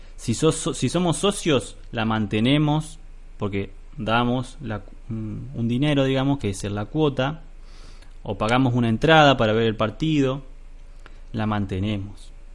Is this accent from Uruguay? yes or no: no; Argentina; nuestra vida de hombres argentinos